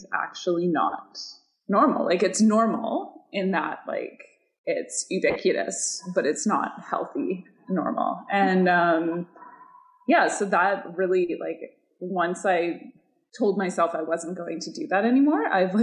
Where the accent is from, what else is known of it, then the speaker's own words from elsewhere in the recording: Pacific Northwest, United States; I'm from the Pacific Northwest